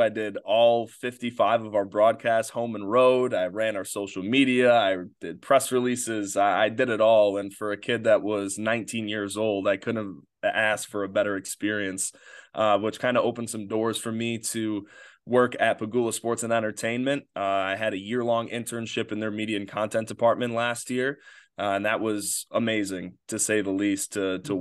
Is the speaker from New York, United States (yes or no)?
yes; Batavia, New York, United States; grew up in uh, Batavia, New York